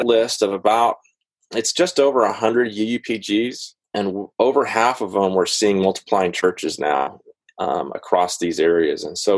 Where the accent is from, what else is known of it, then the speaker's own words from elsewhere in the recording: Atlanta, Georgia, United States; I'm from Atlanta, Georgia.